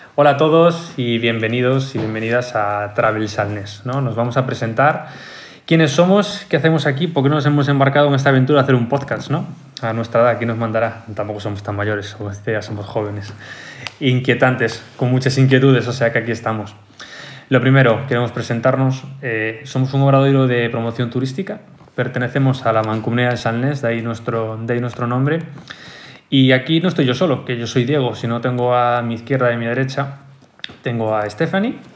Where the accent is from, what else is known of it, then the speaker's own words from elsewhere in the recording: Galicia, Spain; todos somos gallegos